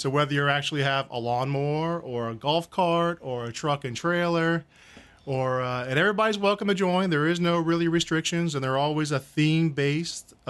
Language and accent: English; Mandeville, Louisiana, United States; I grew up here in Mandeville since first grade